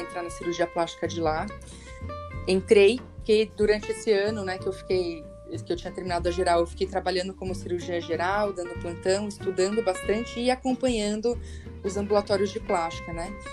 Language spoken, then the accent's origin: Portuguese; São Paulo, Brazil; eu sou de São Paulo, né? Eu nasci na Avenida Paulista, então nunca saí daqui